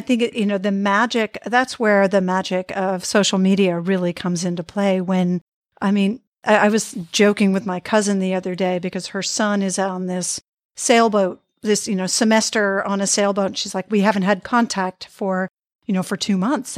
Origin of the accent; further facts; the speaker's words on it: Boston, Massachusetts, United States; I grew up in the Boston area